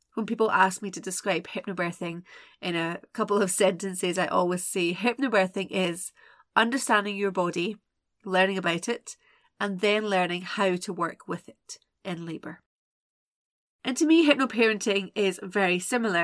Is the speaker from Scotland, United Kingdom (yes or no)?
yes; Scotland, United Kingdom; I'm Scottish